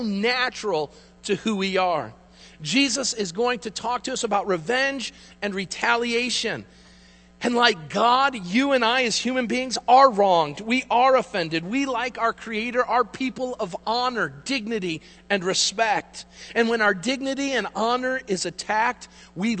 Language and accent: English; United States; as Americans